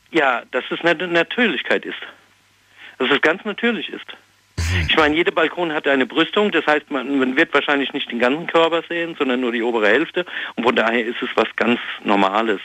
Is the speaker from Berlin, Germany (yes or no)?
no; Ludwigshafen, Rhineland-Palatinate, Germany; Aus Ludwigshafen